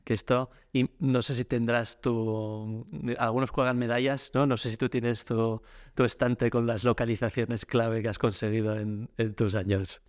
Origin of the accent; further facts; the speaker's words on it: Pamplona, Navarre, Spain; soy de Pamplona, en Navarra